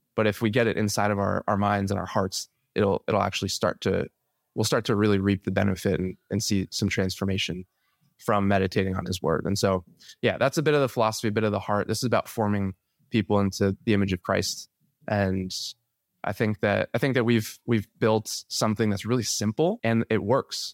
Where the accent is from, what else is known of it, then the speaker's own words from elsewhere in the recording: New Jersey, United States; born and raised in New Jersey, the beautiful Garden State